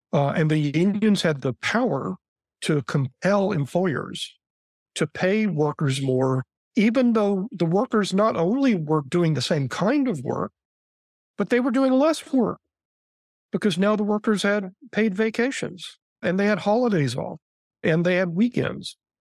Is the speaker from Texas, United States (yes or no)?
yes; Texas, United States; as a Texan